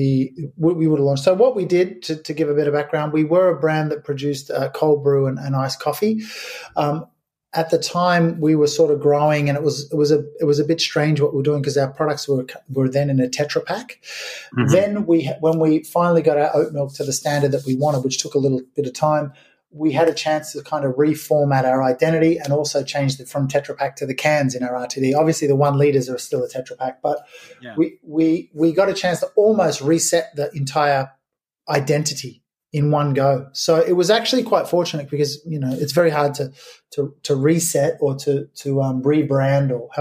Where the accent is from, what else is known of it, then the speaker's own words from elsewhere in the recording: Melbourne, Victoria, Australia; now in United Kingdom; I'm imported from Australia, from Melbourne